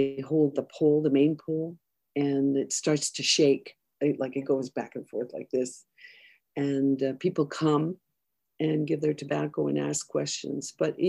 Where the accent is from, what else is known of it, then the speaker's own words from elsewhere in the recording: a small village north of Kapuskasing, Northern Ontario, Canada; moved away; growing up in Northern Ontario. And I grew up in a small little village just north of Kapuskasing. And it was isolated, and there was a bus on tracks that used to take us to town only every second day.